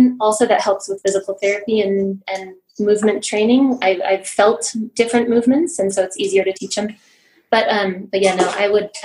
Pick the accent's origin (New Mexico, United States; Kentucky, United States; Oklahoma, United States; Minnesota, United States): New Mexico, United States; Los Alamos; moved away as an adult; now in Albuquerque, United States; I grew up in Los Alamos, New Mexico, and moved back to Albuquerque for physical therapy school